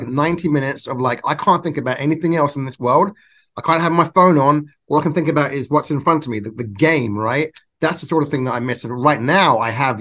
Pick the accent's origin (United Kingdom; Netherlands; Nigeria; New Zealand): United Kingdom; England; now in Nevada, United States; I was born and raised in England.